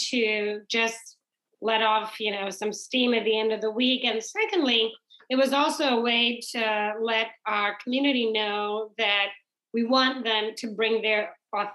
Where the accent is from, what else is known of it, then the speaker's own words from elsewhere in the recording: Trinidad & Tobago; also born or lived in England / New York / Nebraska / Indiana; now in United States; growing up in the Caribbean, in Trinidad